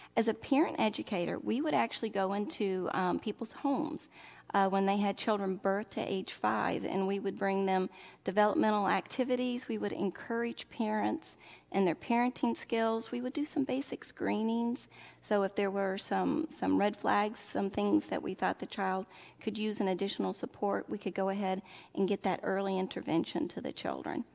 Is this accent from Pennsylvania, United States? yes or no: no; Oxford, Mississippi, United States; accent: southern; moved away; I would call my hometown Oxford, Mississippi